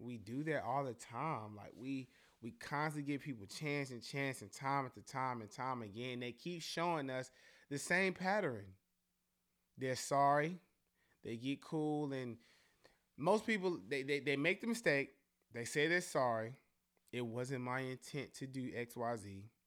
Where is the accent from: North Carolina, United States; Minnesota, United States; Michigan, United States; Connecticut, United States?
North Carolina, United States; Charlotte; we're all really from Charlotte. We all really live here